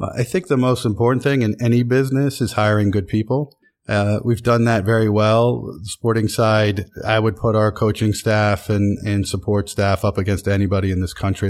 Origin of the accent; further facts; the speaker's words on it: Williamsport, Pennsylvania, United States; now in New York, United States; Williamsport, Pennsylvania. Town of 30, 35,000 people in the Susquehanna Valley